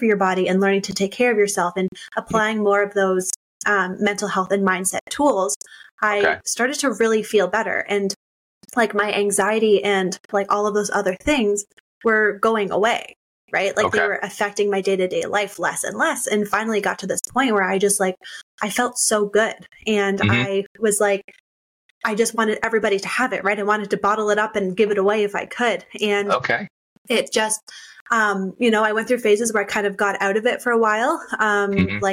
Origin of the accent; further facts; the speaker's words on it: Canada; I grew up doing are very stereotypical Canadian. Like, you know, my dad always built a skating rink in our backyard